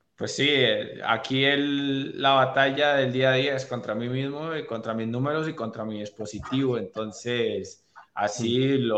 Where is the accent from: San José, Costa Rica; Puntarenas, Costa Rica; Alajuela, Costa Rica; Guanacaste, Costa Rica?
Guanacaste, Costa Rica; Liberia; now in Cartago, Costa Rica; Yo nací en Liberia, en la provincia de Guanacaste, una de las provincias más lindas de nuestro país, en una ciudad